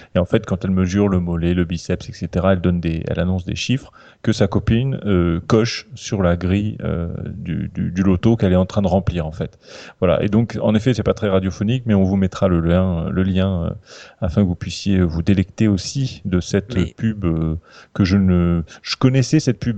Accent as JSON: {"language": "French", "area": "Calvados", "region": "Normandy", "country": "France", "said": "je suis du Calvados"}